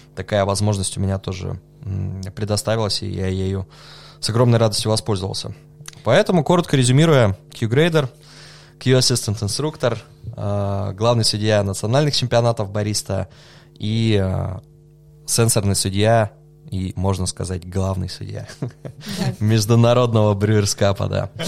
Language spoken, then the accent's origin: Russian; Novosibirsk, Novosibirsk Oblast, Russia; also born or lived in Germany; вернулся домой в Новосибирск